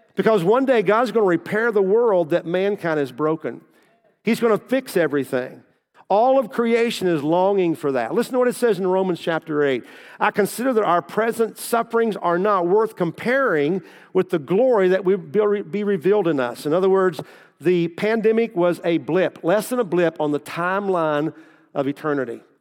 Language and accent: English; Kentucky, United States; moved away as an adult; also born or lived in Southern Indiana / Versailles; I grew up in Kentucky